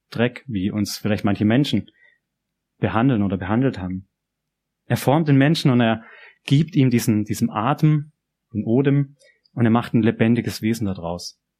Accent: Germany; now in Japan; an dem man meine Sprache, mein Dialekt versteht und wo es zum Frühstück Quittengelee gibt. Das gibt's nicht immer in Japan.

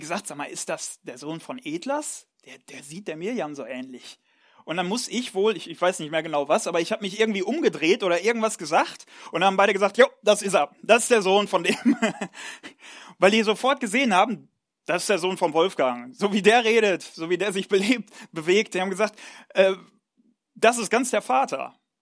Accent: Ruhr area, North Rhine-Westphalia, Germany; moved away; ich komme ursprünglich aus Nordrhein-Westfalen, ähm, aus, aus dem schönen Ruhrgebiet

